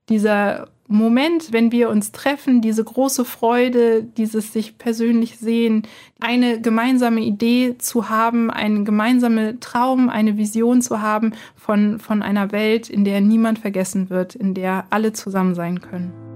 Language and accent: German; Archdiocese of Hildesheim, Northern Germany, Germany; now in Cologne, Germany; ich nicht gebürtig aus Köln komme, sondern eigentlich aus dem hohen Norden, aus der Nähe von Hamburg, aus dem Erzbistum Hildesheim